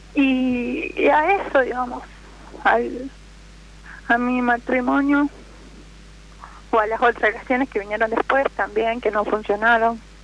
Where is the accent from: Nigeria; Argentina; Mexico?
Argentina; Jujuy; De Jujuy